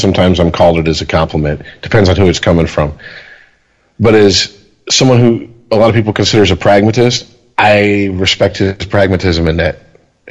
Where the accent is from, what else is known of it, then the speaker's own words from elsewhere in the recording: Detroit, Michigan, United States; growing up in the Detroit metro area